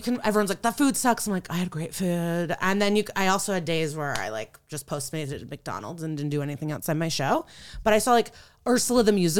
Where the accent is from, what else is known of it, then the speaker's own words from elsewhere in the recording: Odesa, Odesa Oblast, Ukraine; where I'm from is you, present day Ukraine. I'm from Odessa. And I always was like, oh, I'll eventually go to my like place of birth and see stuff.